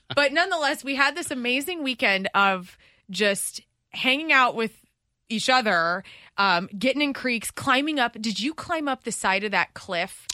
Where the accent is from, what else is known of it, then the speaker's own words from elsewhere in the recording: Columbia, Illinois, United States; now in Missouri, United States; I'm from Illinois